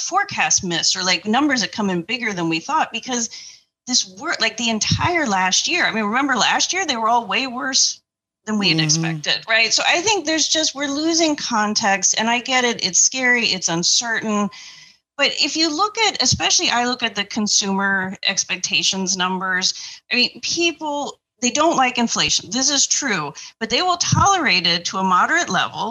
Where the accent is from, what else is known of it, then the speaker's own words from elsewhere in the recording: Indiana, United States; moved away; grew up in Indiana